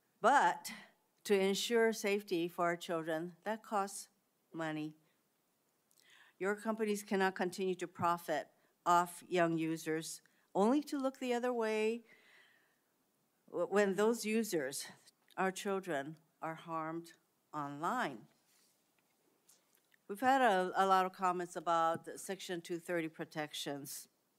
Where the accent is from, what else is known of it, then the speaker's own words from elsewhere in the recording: Hawaii, United States; Sex trafficking is a serious problem in my home state of Hawaii, especially for Native Hawaiian victims.